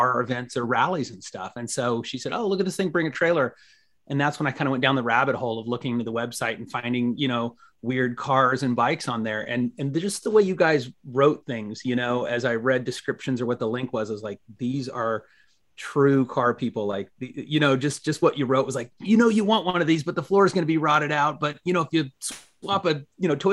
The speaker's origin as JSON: {"language": "English", "town": "Kansas City", "region": "Missouri", "country": "United States", "tie": "born or raised there", "moved": "yes", "lives_now": "East Bay, United States", "said": "I was born in Kansas City, Missouri"}